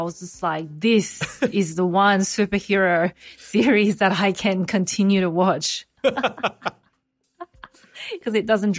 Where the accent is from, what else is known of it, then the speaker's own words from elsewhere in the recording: Australia; growing up in Australia.